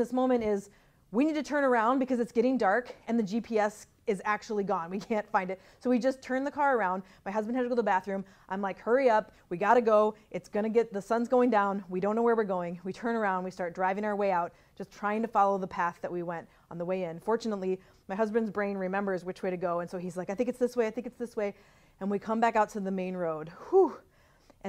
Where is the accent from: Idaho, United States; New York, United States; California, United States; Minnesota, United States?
Minnesota, United States; I'm from Minnesota